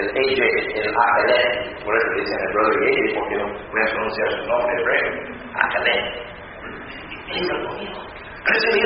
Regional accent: near Niagara Falls, New York, United States; moved away; Yo vengo del estado muy pegado a Canadá, río Niagara, ciudad de público, los cataratas de Niagara se veían de mi casa.

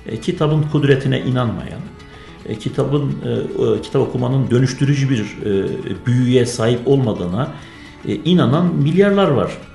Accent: Gaziantep, Turkey; also born or lived in Erzincan; 1978 Gaziantep doğumluyum.

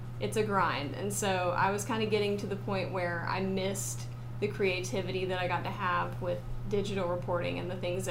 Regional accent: Blythewood, South Carolina, United States; I am from Blythewood, South Carolina, and in high school, I was in the marching band

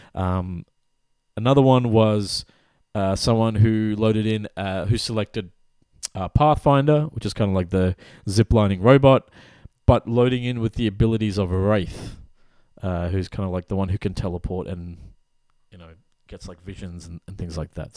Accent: West Bengal, India; I'm from the East, So I'm from the region that was called Bengal, which is, like, split across Bangladesh and Calcut, like, West Bengal. So our part of India

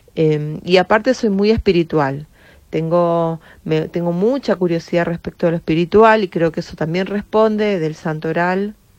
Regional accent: Misiones, Argentina; en Misiones, que es de donde yo soy

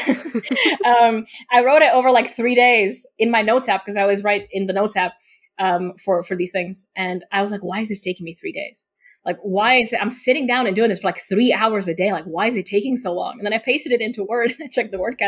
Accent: Slovakia; first language Slovak; English is a second language; also born or lived in United Kingdom; I'm also not from the UK, I'm from Eastern Europe

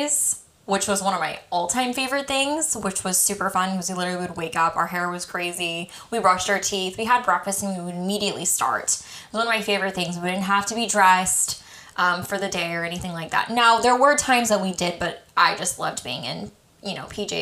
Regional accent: Colorado, United States; our church group that I went to as a child growing up in Colorado

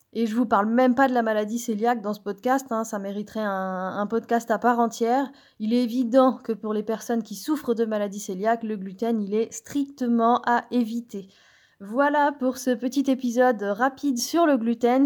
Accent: Brittany, France; je suis bretonne

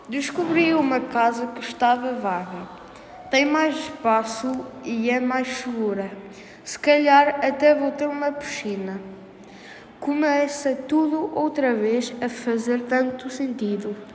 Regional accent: France; quinto ano, e sou da França

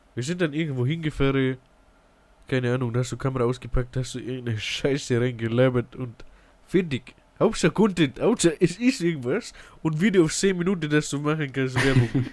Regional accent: Ingolstadt, Bavaria, Germany; Ich komme aus Ingolstadt in die Bayern.

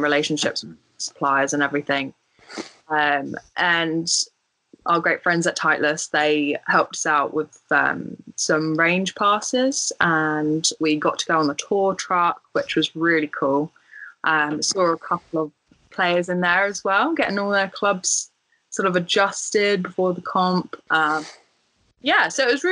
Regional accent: Guildford, South East England, United Kingdom; So I'm from like the Guildford area, which is just south of London. And I used to play at Bramley Golf Club as a junior

